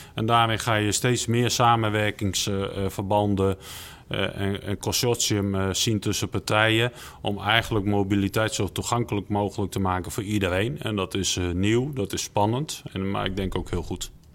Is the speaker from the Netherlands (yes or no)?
yes; Netherlands; wij als Nederlander